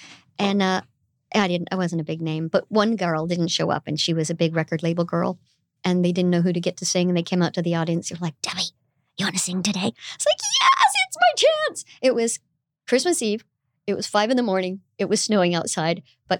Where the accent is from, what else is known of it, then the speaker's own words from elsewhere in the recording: Indio, California, United States; I'm the one person that you will ever meet from Indio. It's right Indio. Next to Coachella.